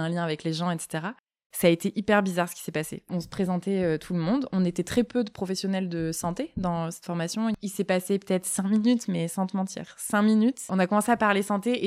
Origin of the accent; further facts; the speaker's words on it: Marseille, Provence-Alpes-Côte d'Azur, France; J'ai grandi à Marseille